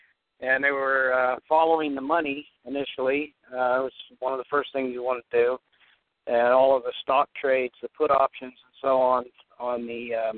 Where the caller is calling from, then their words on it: Newport, Kentucky, United States; I'm calling from Newport, Kentucky.